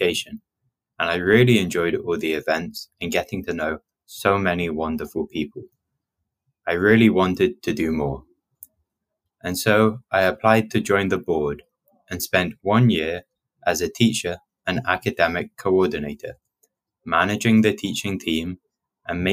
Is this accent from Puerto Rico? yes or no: no; Oxford, South East England, United Kingdom; first language English; moved away as an adult; now in Amsterdam, Netherlands; I come from the United Kingdom, from a city called Oxford.